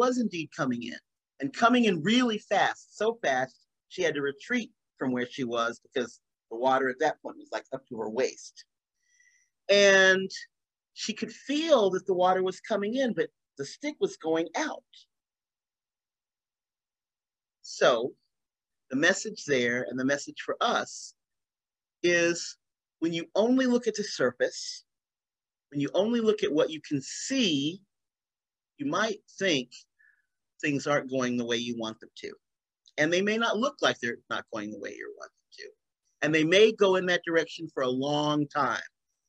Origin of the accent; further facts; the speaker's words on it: North Carolina, United States; now in Massachusetts, United States; I'm from North Carolina, but I'm not in North Carolina, I'm in Massachusetts